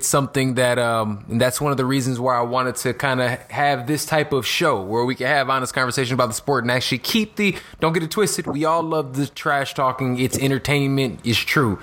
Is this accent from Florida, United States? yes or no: no; Chicago, Illinois, United States; I'm from Chicago. I grew up right here in the city.